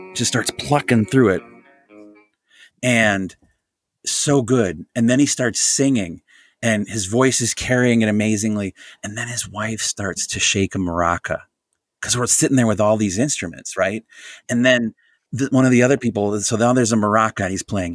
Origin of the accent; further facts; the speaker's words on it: Jefferson County, Wisconsin, United States; I grew up in Jefferson County, Wisconsin